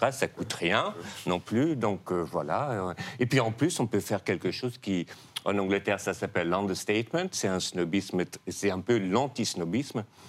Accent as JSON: {"language": "French", "country": "Netherlands", "second_language": "French", "moved": "yes", "said": "je viens des Pays-Bas, qui sont un royaume"}